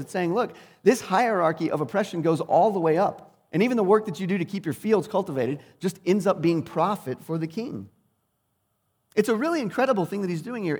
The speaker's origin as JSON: {"language": "English", "country": "United States", "said": "as English speakers, and especially as twenty-first century Americans"}